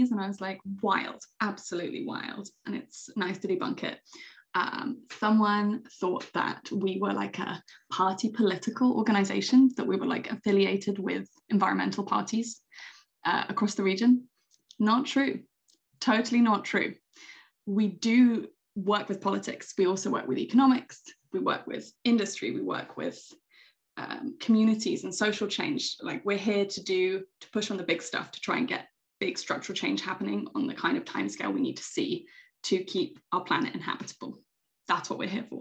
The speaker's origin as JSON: {"language": "English", "country": "United Kingdom", "also_born_or_lived": "Greece", "moved": "as an adult", "lives_now": "Åland, Finland", "said": "I am British"}